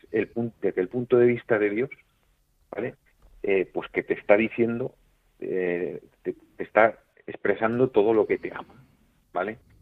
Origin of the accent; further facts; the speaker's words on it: Madrid, Community of Madrid, Spain; Yo, soy de Madrid, eh, vivía en Madrid, en, en un, pues, en una urbanización buena con mis padres